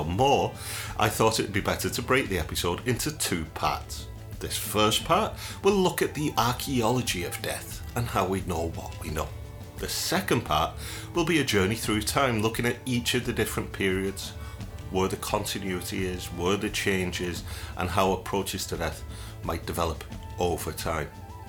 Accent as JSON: {"language": "English", "region": "England", "country": "United Kingdom", "tie": "born or raised there", "said": "And I grew up in Northern England. I'm a Catholic."}